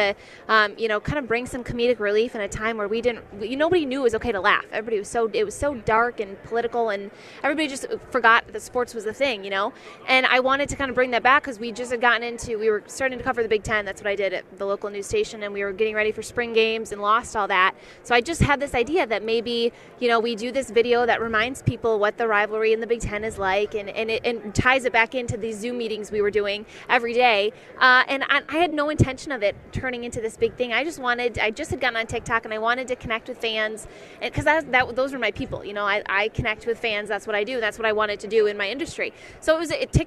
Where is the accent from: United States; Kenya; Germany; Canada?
United States; Michigan; I grew up in Michigan